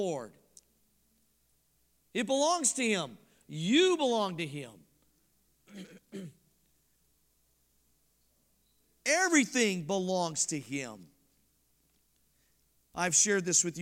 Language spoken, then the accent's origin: English; Colorado, United States; moved away; I'm from Colorado